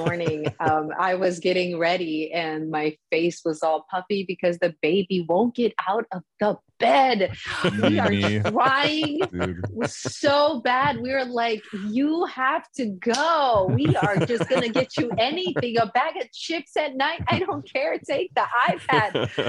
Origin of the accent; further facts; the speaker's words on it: Miami, Florida, United States; also born or lived in St. Croix, Virgin Islands / Houston, Texas; And then I was born in Miami. We moved to the Virgin Islands. So I grew up between Miami, St. Croix, Virgin Islands, and Houston, Texas